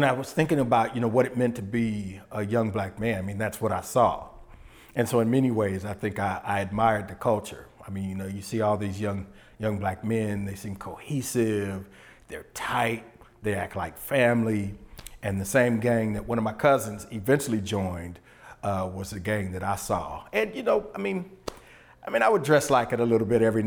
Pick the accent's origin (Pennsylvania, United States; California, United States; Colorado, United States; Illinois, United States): California, United States; Santa Ana; moved away as an adult; also born or lived in Los Angeles, California; now in Louisiana, United States; I grew up in Southern California